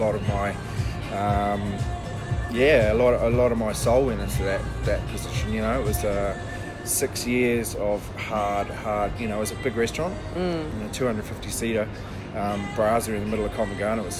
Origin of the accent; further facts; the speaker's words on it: New Zealand; I'm a Kiwi